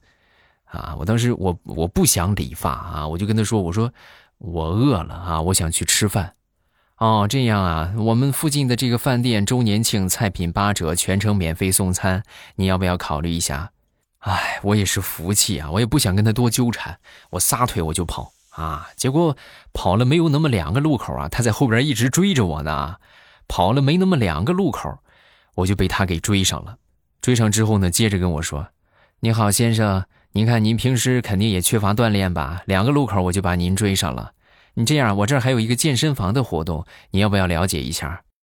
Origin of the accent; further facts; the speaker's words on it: northern China, China; 我们北方